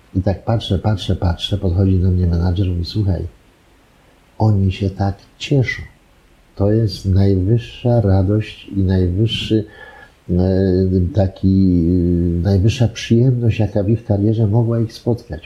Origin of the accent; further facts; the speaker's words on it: Poland; jestem stąd